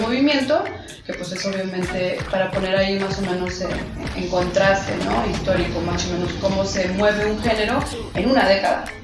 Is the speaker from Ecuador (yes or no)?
no; Mexico; nosotros como mexicanos